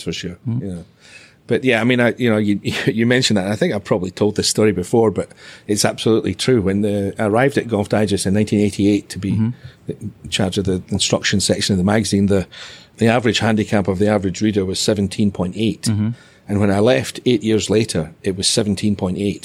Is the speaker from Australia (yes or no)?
no; Dunbar, Scotland, United Kingdom; Was in basically my hometown